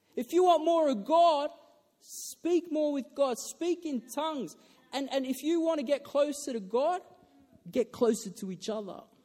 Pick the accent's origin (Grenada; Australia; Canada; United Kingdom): Australia; I'm Australian